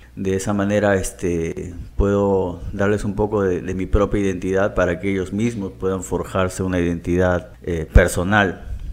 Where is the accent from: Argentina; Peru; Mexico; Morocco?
Peru; Iquitos, Loreto; moved away as an adult; also born or lived in Trujillo / Chiclayo / Chimbote / Huaraz; now in Lima, Peru; nací y crecí eh, en Iquitos